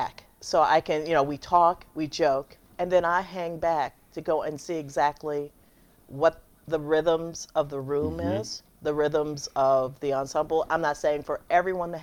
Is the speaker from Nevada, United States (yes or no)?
no; Chicago, Illinois, United States; moved away; also born or lived in San Francisco / Los Angeles; I'm from Chicago.